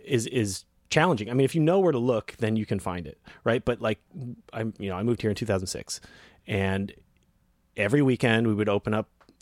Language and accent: English; New Hampshire, United States; also born or lived in Connecticut; So I grew up in New England.